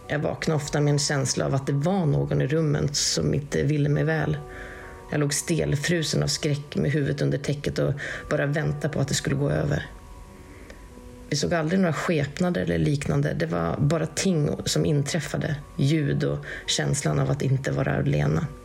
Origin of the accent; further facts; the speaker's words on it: Western Norway, Norway; Först kan jag väl kanske säga det att jag kommer från Västlandet här i Norge och jag kommer från en ganska övertroende släkt.